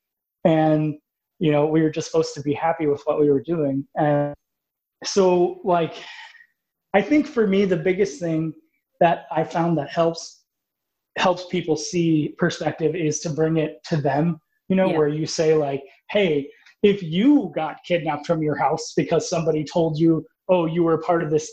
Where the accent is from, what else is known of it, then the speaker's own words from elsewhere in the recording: Illinois, United States; I was from Illinois, so he was my senator when I first met him